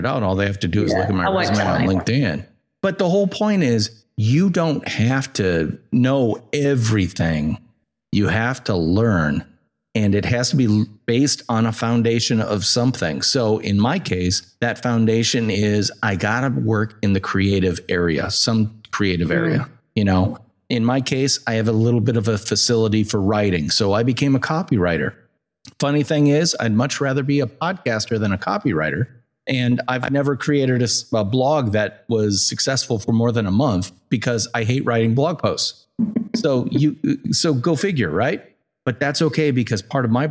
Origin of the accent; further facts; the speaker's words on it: United States; I'm American